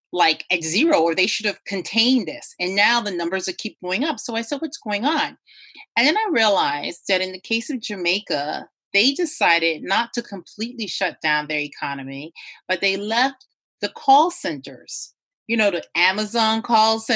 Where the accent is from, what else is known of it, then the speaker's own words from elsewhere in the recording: Turks & Caicos Islands; I was born in the region. I was born in Turks and Caicos